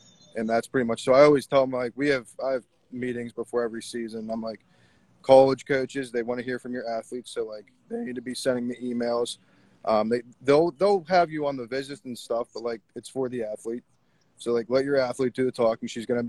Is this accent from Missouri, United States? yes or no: no; Pittsburgh, Pennsylvania, United States; I came from Pittsburgh to Beaver County. So I'm about 35 miles out of the city of Pittsburgh.